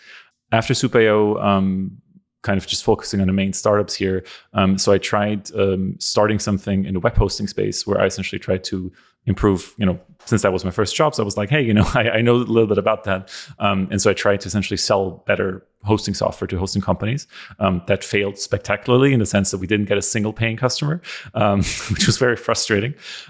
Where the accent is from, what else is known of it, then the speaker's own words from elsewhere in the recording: Austria; English is a second language; I'm from Europe originally, from Austria.